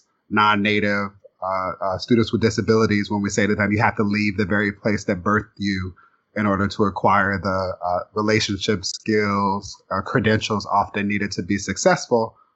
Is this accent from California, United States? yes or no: yes; Inglewood, California, United States; Growing up in Inglewood, to a mother who worked and made miracles happen